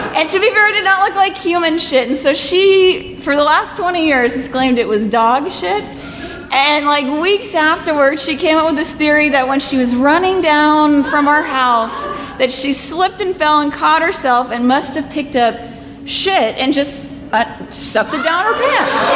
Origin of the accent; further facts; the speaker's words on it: Houston, Texas, United States; we grew up in Houston